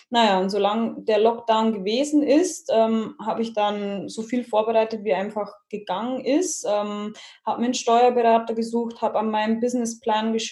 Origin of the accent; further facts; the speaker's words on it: Jandelsbrunn, Bavaria, Germany; Ich äh, komme aus Niederbayern, aus Jandelsbrunn. Äh, das ist in der Nähe von Waldkirchen und in Waldkirchen ist auch mein momentaner Wohnort und meine Praxis.